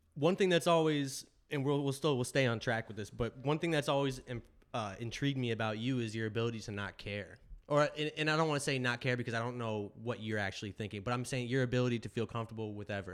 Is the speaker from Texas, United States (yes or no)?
no; Deerfield Beach, Florida, United States; also born or lived in upstate New York; I grew up mostly in Florida, middle school and high school